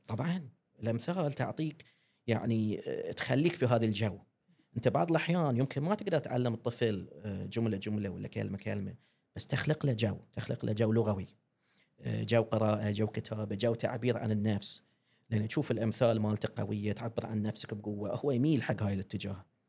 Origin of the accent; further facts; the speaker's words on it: Bahrain; accent: Bahraini; احنا البحرين نحب لهجتنا وايد